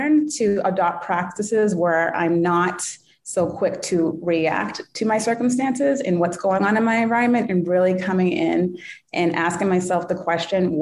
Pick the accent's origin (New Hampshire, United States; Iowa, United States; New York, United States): New Hampshire, United States; We grew up in New Hampshire